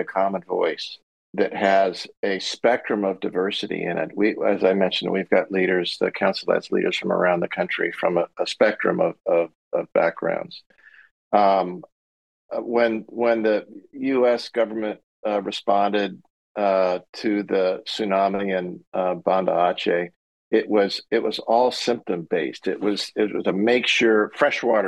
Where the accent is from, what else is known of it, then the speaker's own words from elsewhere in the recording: San Diego, California, United States; I grew up there, my kids are there, grandkids are there, we still have a house